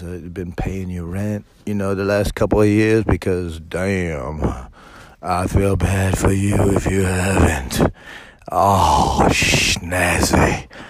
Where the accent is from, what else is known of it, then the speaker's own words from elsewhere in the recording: United States; I'm American